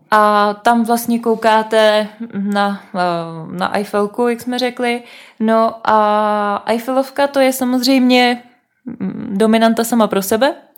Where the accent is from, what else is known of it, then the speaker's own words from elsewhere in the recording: Bohemia, Czechia; odkud jsme, jsme řekli, že z Čech